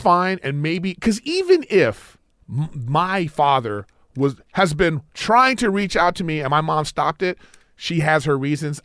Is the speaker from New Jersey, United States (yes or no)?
no; Los Angeles, California, United States; I grew up in L A.